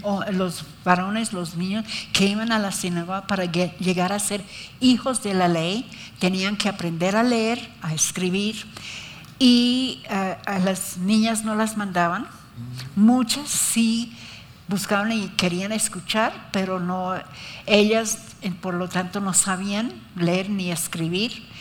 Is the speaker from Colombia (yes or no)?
yes; Colombia; Yo nací aquí, por eso soy colombiana